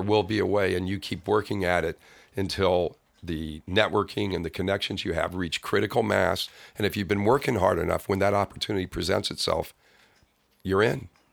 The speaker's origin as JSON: {"language": "English", "town": "Kansas City", "region": "Missouri", "country": "United States", "tie": "born or raised there", "also_born_or_lived": "Los Angeles", "moved": "as an adult", "said": "grew up in Kansas City, Missouri"}